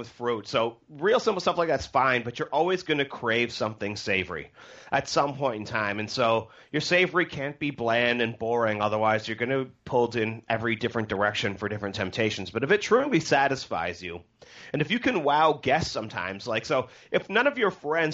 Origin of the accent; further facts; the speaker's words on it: Canada; I'm from Canada